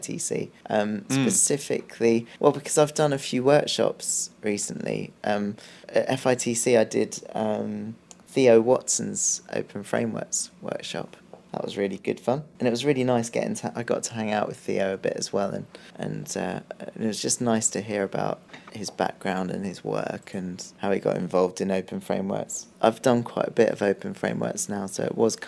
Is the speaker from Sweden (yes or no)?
no; England, United Kingdom; I'm English